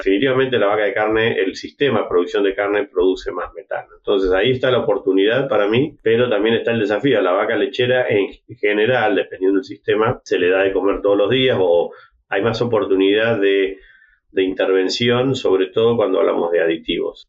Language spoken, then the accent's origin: Spanish; City Bell, Buenos Aires Province, Argentina; moved away as an adult; also born or lived in Minnesota, United States; originalmente soy de Citibel, una, localidad cerca de La Plata, estudié agronomía en la Universidad de La Plata